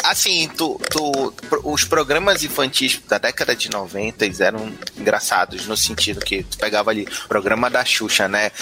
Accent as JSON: {"language": "Portuguese", "town": "Belém", "region": "Pará", "country": "Brazil", "said": "eu sou de Belém do Pará, o norte do Brasil."}